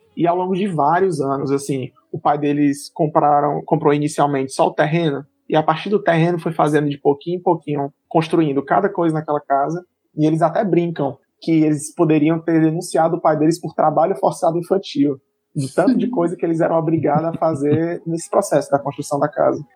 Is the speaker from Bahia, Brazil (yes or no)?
no; Senador Pompeu, Ceará, Brazil; now in Fortaleza, Brazil; minha família toda do interior, sou de Senador Pompeu, mas desde 98 a gente se mudou para Fortaleza